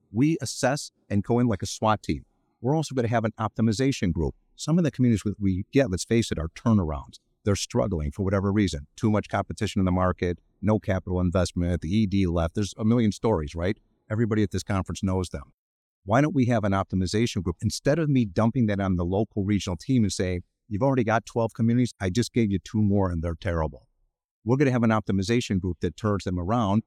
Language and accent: English; Cleveland, Ohio, United States; moved away as an adult; now in Chicago, United States; I'm from Cleveland originally